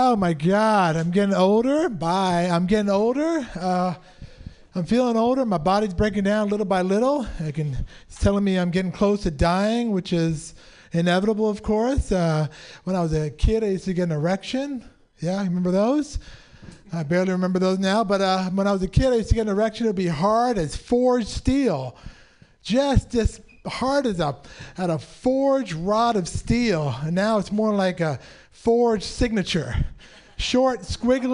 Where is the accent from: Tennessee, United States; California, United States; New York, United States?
California, United States; San Francisco; I was born and raised in San Francisco.